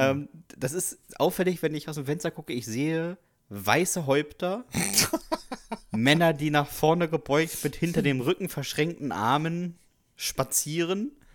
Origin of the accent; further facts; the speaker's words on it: Westerstede, Lower Saxony, Germany; in Westerstede, ja. meiner Heimatstadt